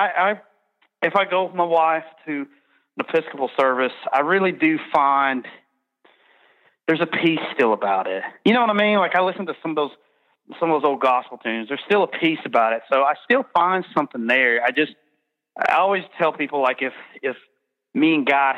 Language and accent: English; Birmingham, Alabama, United States; we're from Birmingham, Alabama.